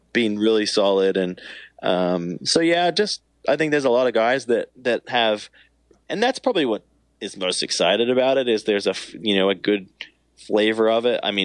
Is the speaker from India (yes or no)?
no; Australia; moved away as an adult; now in United States; as an Australian